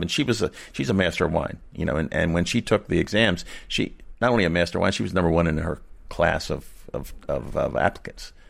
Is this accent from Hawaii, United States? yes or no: no; Monkton, Maryland, United States; I was born in Moncton, Maryland. I live in Moncton, Maryland